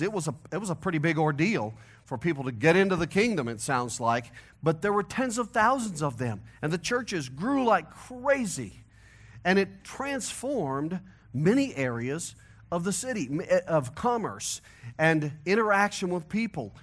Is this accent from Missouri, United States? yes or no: yes; St. Louis, Missouri, United States; accent: hillbilly nasal twang; now in Colorado, United States; my hillbilly nasal twang, that I'm from Missouri, originally. I got to Colorado as fast as I could. I moved here in nineteen ninety-four